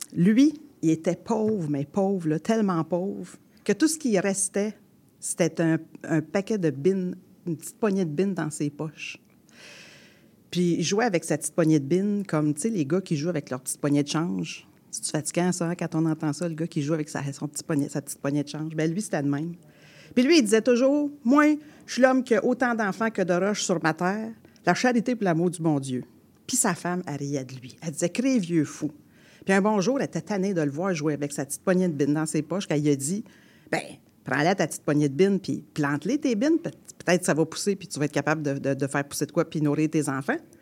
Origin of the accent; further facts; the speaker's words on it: Quebec, Canada; accent: fort québécois; Puis moi, j'ai un accent fort québécois